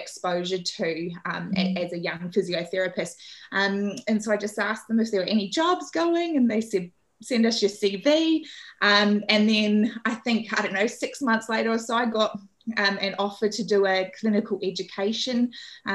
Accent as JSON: {"language": "English", "region": "Auckland", "country": "New Zealand", "said": "I'm originally from Auckland."}